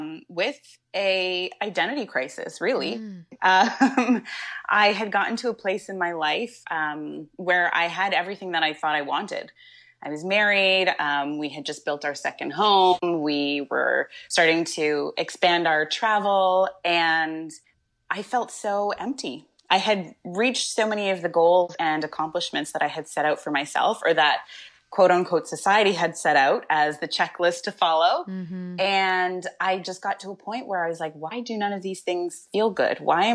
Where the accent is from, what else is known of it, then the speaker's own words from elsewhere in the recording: Coquitlam, British Columbia, Canada; Well, actually, I spent some time growing up in Coquitlam, which is in the Lower Mainland, so maybe about 20 minutes outside of Vancouver.